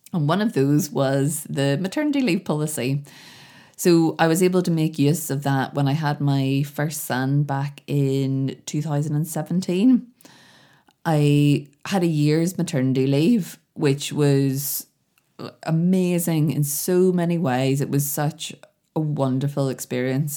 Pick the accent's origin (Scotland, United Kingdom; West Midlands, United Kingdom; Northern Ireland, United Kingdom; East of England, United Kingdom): Northern Ireland, United Kingdom; Belfast; I'm from Belfast